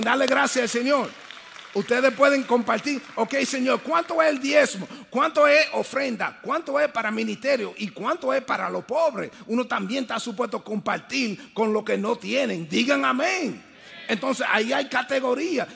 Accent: New York City, New York, United States; also born or lived in Dominican Republic; yo soy el primero de la familia mía nacido en los Estados Unidos. Entonces, yo me crié en Brooklyn.

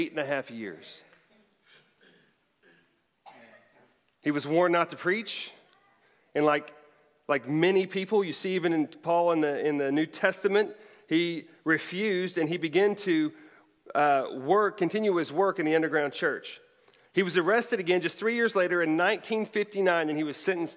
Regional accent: Bartlesville, Oklahoma, United States; moved away; it actually resides in my hometown of Bartlesville, Oklahoma

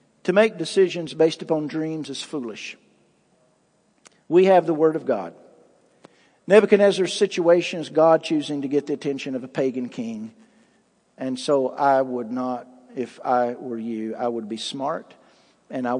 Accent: United States; as American citizens

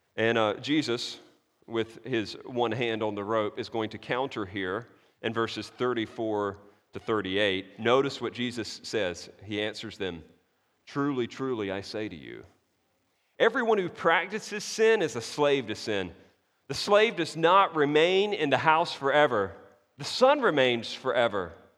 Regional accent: United States; I'm an American dude

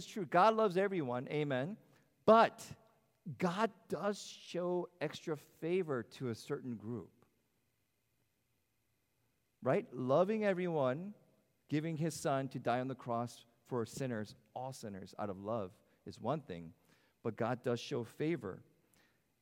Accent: United States; as an American that I am

